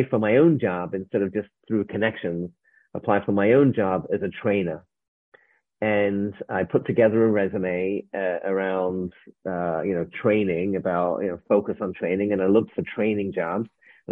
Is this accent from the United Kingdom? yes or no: yes; England, United Kingdom; moved away as an adult; now in United States; I arrived in America. I'm from England. I arrived in America in 1994